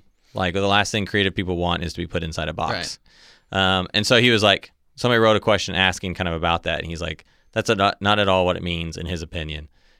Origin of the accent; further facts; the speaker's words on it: Ohio, United States; born there; You know, my mom's from Michigan. Mm-hmm. I was born in Ohio.